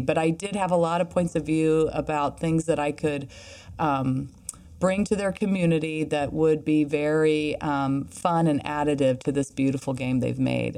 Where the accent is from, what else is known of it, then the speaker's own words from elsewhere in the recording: Midwest, United States; I'm from the Midwest